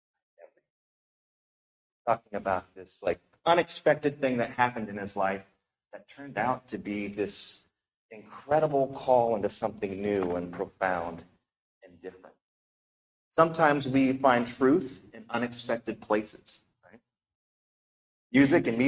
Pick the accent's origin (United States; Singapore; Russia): United States; Appalachia; I grew up in Appalachia, and the accent there can be a little bit thick sometimes.